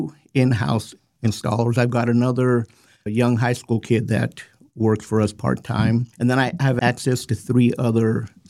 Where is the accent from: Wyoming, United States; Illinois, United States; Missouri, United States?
Wyoming, United States; Rawlins; moved away as an adult; now in Lander, United States; Actually, I've lived here since 97, born and raised in Rollins.